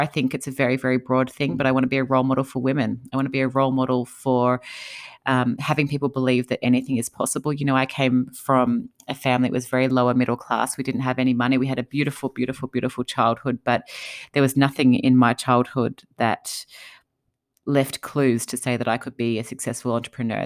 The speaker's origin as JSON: {"language": "English", "country": "Australia", "moved": "as an adult", "lives_now": "United States", "said": "I'm from Australia"}